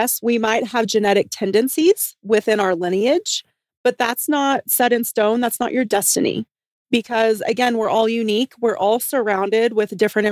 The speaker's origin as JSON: {"language": "English", "region": "the South", "country": "United States", "said": "I'm from the South"}